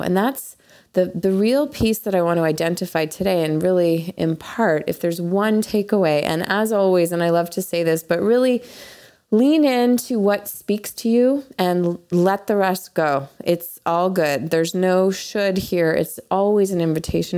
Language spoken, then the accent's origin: English; Canada; moved away; being Canadian